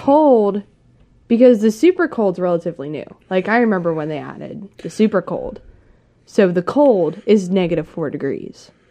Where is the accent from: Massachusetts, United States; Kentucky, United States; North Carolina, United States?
Kentucky, United States; moved away; I grew up in Kentucky